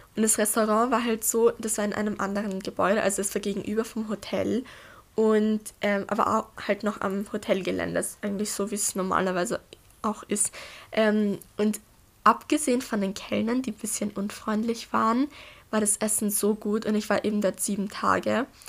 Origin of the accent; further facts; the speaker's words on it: Austria; ich bin 14 Jahre alt und ich komme aus Österreich.